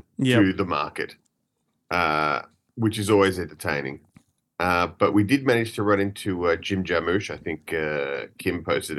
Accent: Australia; moved away; where are you from? And I say, Australia

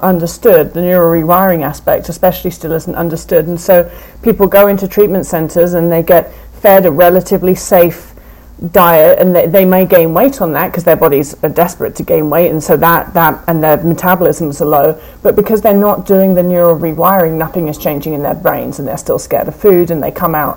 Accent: England, United Kingdom; now in United States; as an English person in America

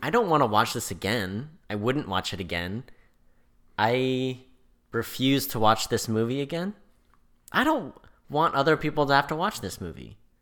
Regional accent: California, United States; I'm from California

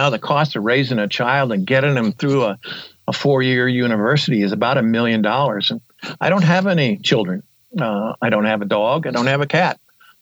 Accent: Yellowtail, Montana, United States; I'm from Yellowtail, Montana, and I'm a writer and globetrotter

